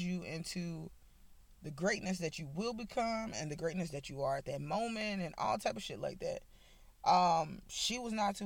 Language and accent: English; Nashville, Tennessee, United States; moved away as an adult; now in Alabama, United States; I'm from Nashville, Tennessee, born and raised.